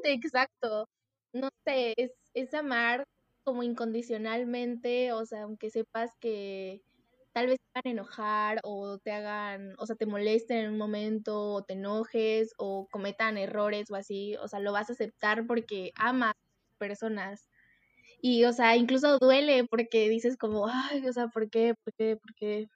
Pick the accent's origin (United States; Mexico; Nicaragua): Mexico; Veracruz; tengo 19 años, soy de Veracruz